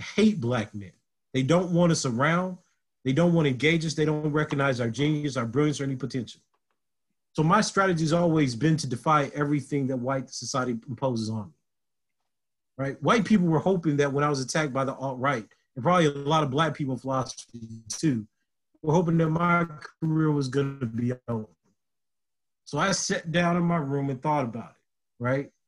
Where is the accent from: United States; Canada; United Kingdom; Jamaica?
United States; Lake Charles, Louisiana; moved away; also born or lived in Southern Illinois; a black boy from Lake Charles, Louisiana